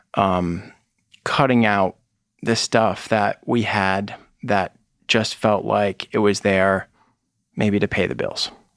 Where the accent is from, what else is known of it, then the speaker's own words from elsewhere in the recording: Connecticut, United States; moved away as an adult; also born or lived in Vermont; now in Boston, United States; I grew up in Connecticut, um, basically through high school